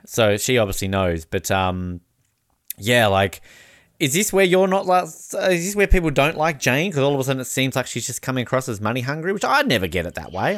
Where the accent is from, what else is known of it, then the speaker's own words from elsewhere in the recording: Australia; also born or lived in New Zealand; as an Australian